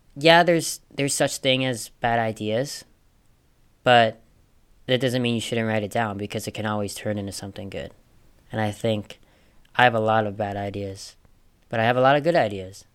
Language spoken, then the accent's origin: English; Minnesota, United States; I grew up in Minnesota